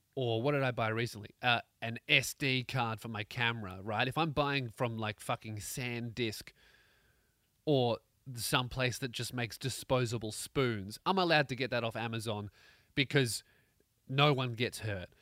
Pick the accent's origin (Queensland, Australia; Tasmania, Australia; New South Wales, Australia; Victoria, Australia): Victoria, Australia; Melbourne; born or raised there